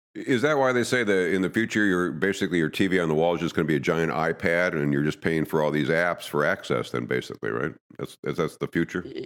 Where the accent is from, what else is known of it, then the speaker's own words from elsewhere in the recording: Madison, United States; I grew up in Madison